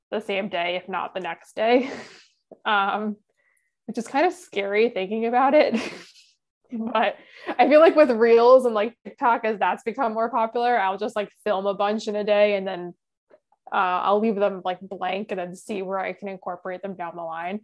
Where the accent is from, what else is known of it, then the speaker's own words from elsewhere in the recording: New York, United States; being a New Yorker